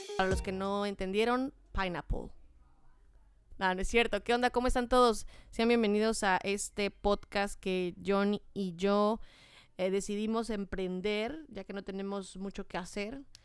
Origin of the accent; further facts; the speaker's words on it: Chiapas, Mexico; moved away; yo soy de Chiapas